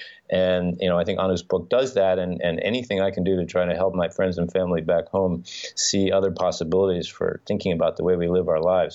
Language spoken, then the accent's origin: English; United States; moved away as an adult; also born or lived in New York; now in Finland; as an American, as someone who grew up in the U.S. and has family and friends there